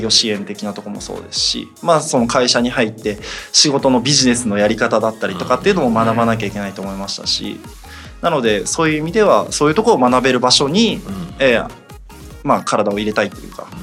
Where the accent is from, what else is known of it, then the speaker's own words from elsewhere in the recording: Miyagi, Japan; moved away; もともと宮城出身でっていうことで、まあ、あの大学までずっと宮城に